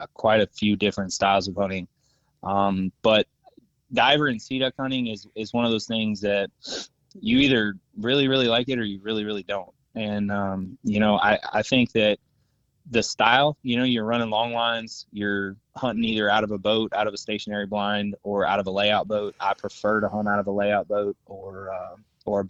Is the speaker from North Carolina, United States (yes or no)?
yes; central North Carolina, United States; also born or lived in Fairbanks, Alaska; I was originally born in, central North Carolina and lived there really the majority of my life until I joined the Army